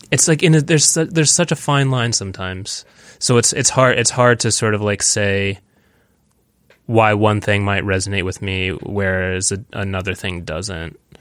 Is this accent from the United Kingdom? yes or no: no; Williamsburg, Virginia, United States; moved away as an adult; also born or lived in New York / Los Angeles; in the same town where I grew up, in Williamsburg